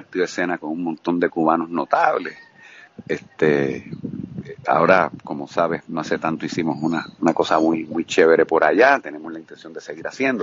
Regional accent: Puerto Rico; moved away as an adult; also born or lived in Guayama, Puerto Rico; now in Cuba

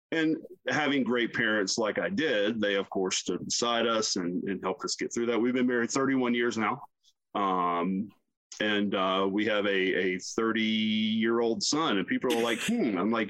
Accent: the South, United States; I'm both offended by this as a human being and I'm a little bit offended as a Southerner.

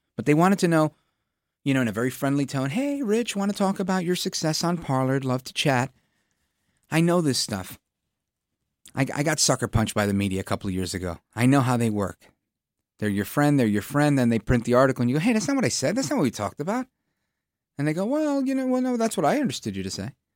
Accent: New York City, New York, United States; As a kid growing up in Brooklyn in the eighties

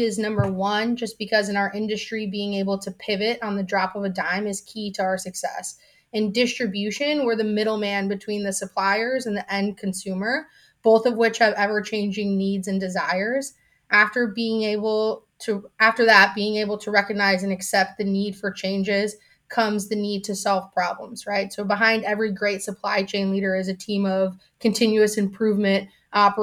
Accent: Chicago, Illinois, United States; I was born and raised in Chicago

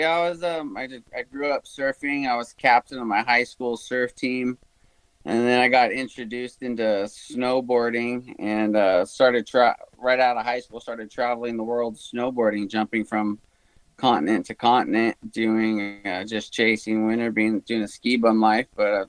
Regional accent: Huntington Beach, California, United States; Yeah, I was born and raised about an hour south of Los Angeles in a surfing community called Huntington Beach.

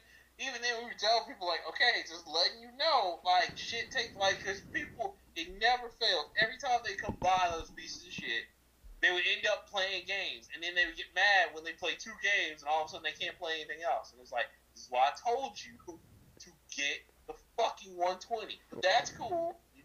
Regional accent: Montgomery, Alabama, United States; I'm from Montgomery. It's pretty rough.

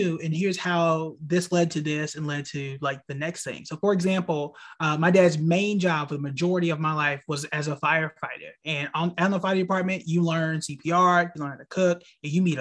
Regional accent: Tulsa, Oklahoma, United States; moved away as an adult; also born or lived in Hampton, Virginia; now in North Carolina, United States; born and raised in the heart of Black Wall Street, Tulsa, Oklahoma. I spent really my entire life up until college there

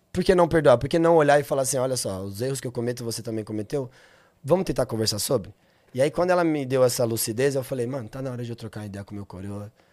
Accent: Taboão da Serra, São Paulo, Brazil; eu sou do Taboão

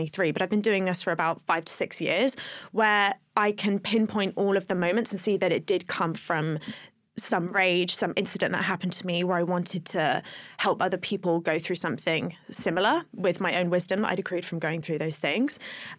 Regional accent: Plymouth, South West England, United Kingdom; I grew up in Plymouth

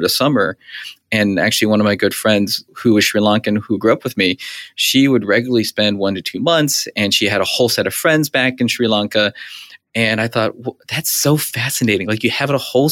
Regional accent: Charlotte, North Carolina, United States; now in Miami, United States; I'm from Charlotte, North Carolina

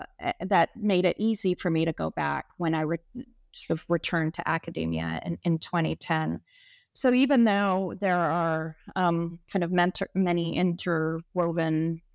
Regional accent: Egypt; also born or lived in United States; I'm Egyptian American, and I went to high school in Egypt. And I initially just assumed that my affiliations would be with Cairo and with Egypt moving forward.

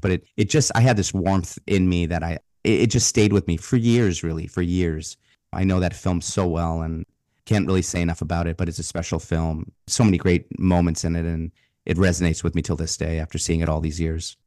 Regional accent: Boston, Massachusetts, United States; part of my childhood, growing up in Boston

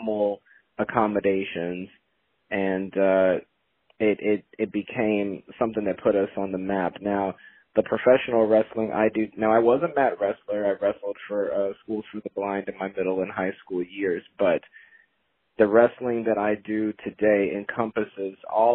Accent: Gary, Indiana, United States; now in Louisville, United States; I'm from Gary, Indiana, residing down here now in Louisville

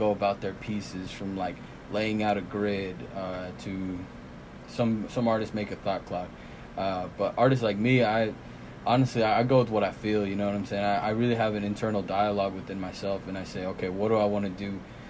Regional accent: Fayetteville, Arkansas, United States; also born or lived in Irapuato, Guanajuato, Mexico; I grew up in Fayetteville, you know what I'm saying? I went to Jefferson Elementary, went to Fayetteville High School

